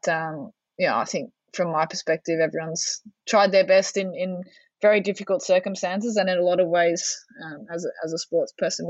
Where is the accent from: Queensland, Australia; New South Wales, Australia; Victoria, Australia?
Victoria, Australia; Melbourne; I'm from Melbourne, so we're in lockdown for the majority of sort of the back end of last year.